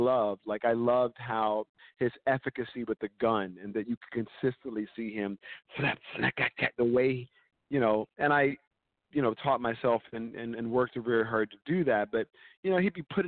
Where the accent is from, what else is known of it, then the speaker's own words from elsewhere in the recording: the South, United States; I'm from the South